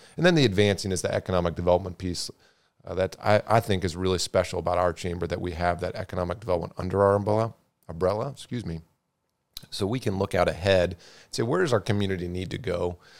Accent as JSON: {"language": "English", "town": "Marysville", "region": "Ohio", "country": "United States", "tie": "born or raised there", "also_born_or_lived": "Chicago", "lives_now": "Bellefontaine, United States", "said": "I grew up in Marysville, just down the road from, from Bell Fountain"}